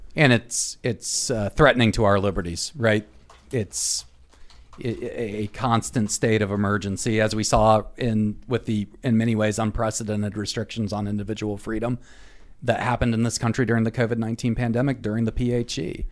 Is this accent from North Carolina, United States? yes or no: yes; North Carolina, United States; my home state of North Carolina